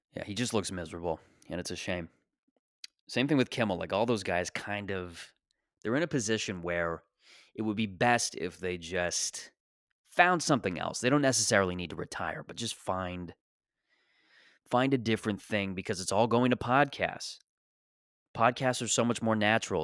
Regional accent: Canada; as a Canadian

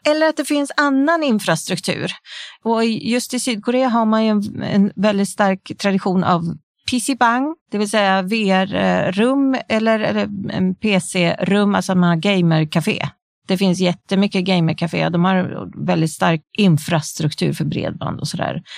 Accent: Sweden; vi har hemma i Sverige

